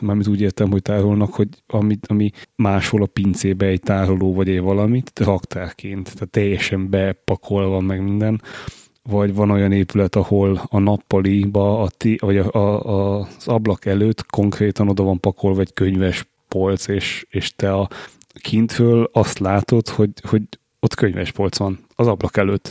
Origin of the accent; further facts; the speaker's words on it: Budapest, Hungary; magyarok vagyunk, és, és ráadásul budapestiek